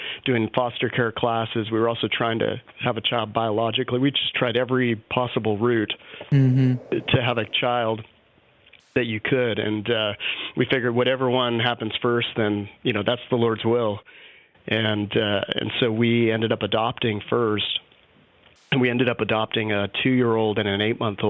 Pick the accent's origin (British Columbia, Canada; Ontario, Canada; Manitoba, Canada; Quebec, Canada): British Columbia, Canada; Vancouver; also born or lived in North Carolina; now in Austin, United States; I'm originally from Vancouver, Canada